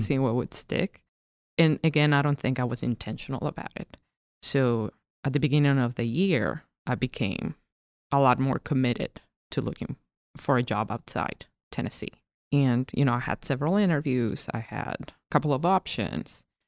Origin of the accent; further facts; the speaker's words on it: Cochabamba, Bolivia; also born or lived in La Paz, Bolivia; I lived in the middle of the country. It is called Cochabamba. That is my hometown.